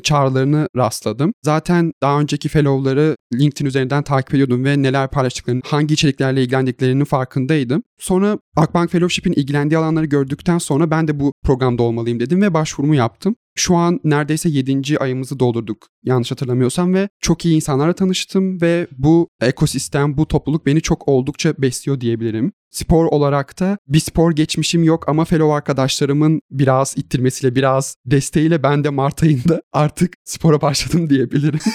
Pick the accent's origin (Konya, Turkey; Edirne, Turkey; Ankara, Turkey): Edirne, Turkey; moved away as an adult; now in Izmir, Turkey; Edirneliyim. Ege Üniversitesi'nde Uluslararası İlişkiler son sınıf öğrencisiyim. Kırsal kesimde doğdum büyüdüm